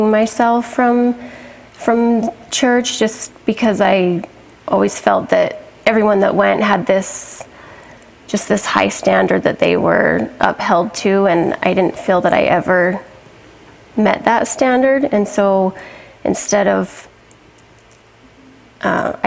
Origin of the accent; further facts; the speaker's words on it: Manti, Utah, United States; I was born in Utah, grew up mostly in Manti.